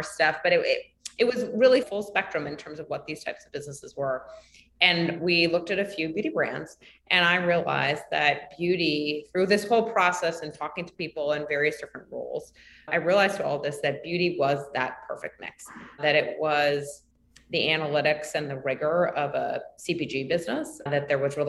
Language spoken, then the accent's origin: English; New York City, New York, United States; I was born and raised in New York City